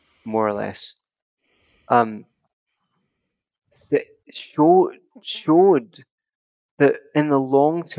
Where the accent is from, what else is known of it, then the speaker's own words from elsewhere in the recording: Glasgow, Scotland, United Kingdom; The West End of Glasgow, for example, where I grew up in the South Side